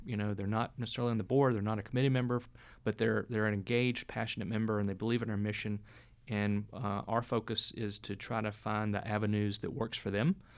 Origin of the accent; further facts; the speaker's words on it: North Carolina, United States; moved away as an adult; also born or lived in Atlanta; now in Tallahassee, United States; I grew up in North Carolina